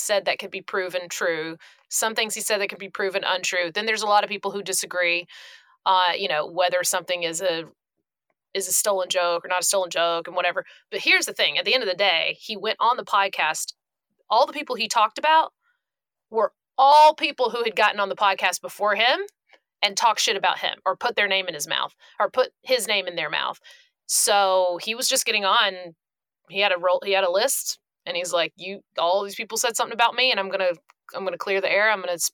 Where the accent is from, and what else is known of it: Glennville, Georgia, United States; born or raised there